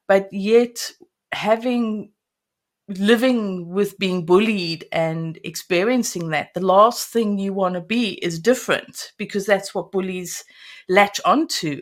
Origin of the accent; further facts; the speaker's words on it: South Africa; I grew up in South Africa and um, absolutely loved growing up in there